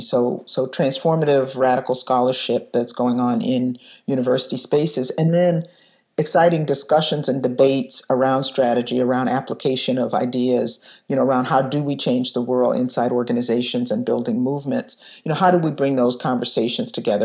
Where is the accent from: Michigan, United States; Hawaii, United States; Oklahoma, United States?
Michigan, United States; Detroit; now in Chicago, United States; I was growing up in Detroit in 1967